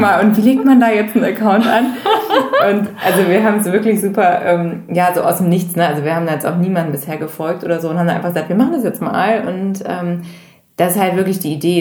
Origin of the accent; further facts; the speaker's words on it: Bergisch Gladbach, North Rhine-Westphalia, Germany; now in Hamburg, Germany; Ich komme eigentlich aus dem Rheinland, also aus der Nähe von Köln.